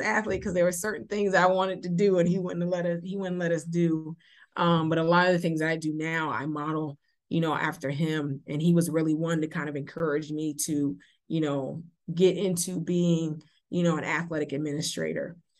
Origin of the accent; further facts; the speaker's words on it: Beaufort, South Carolina, United States; also born or lived in Providence, Rhode Island; I am born and raised in Beaufort, South Carolina, so Beaufort is home.